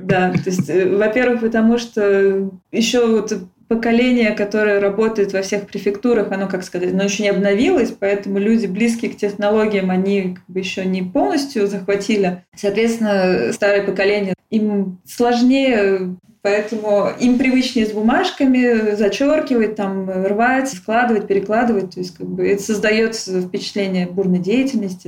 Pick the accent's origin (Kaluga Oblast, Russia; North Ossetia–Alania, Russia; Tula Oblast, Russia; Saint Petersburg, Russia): Tula Oblast, Russia; Tula; moved away as an adult; also born or lived in Moscow, Russia; now in France; Я из Тулы, я училась 4 года в Москве, и, собственно, из-за Москвы я переехала во Францию